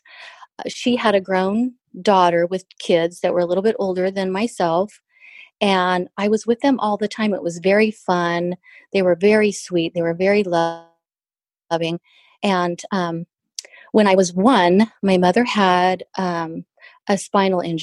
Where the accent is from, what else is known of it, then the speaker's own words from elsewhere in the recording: Southern California, United States; We moved down to Southern California